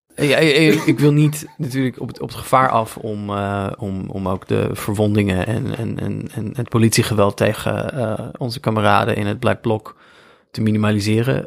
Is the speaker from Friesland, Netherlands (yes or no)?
no; Veluwe, Gelderland, Netherlands; kom ik dus uit Veluwe